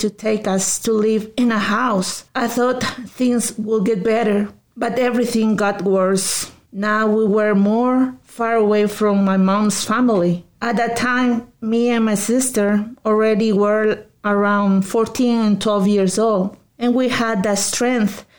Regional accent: Lima, Peru; moved away; I was born in Peru, in the capital of Lima, in one of the neighborhoods with the most crime in my city.

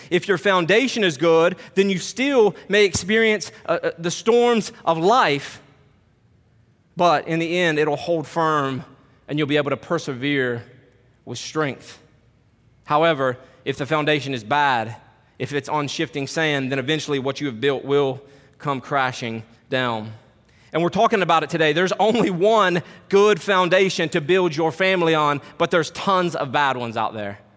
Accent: Kentucky, United States; now in Harrisonburg, United States; I'm from Kentucky

